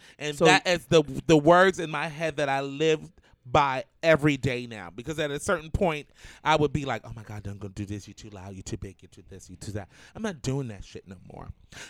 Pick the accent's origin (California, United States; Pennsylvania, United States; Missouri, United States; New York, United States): New York, United States; New York City; I am a Midwood Jew to the heart. I grew up on Ocean Avenue, Avenue J. I was born in Coney Island Hospital.